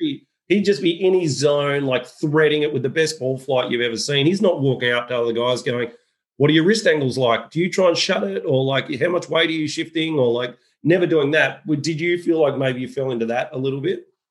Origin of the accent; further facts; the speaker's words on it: Australia; As an Australian